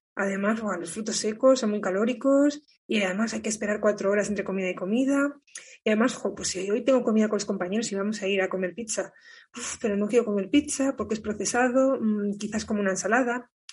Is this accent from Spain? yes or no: yes; Burgos, Castile and León, Spain; moved away as an adult; Yo ya estoy por España, ahora en Burgos, que es de donde soy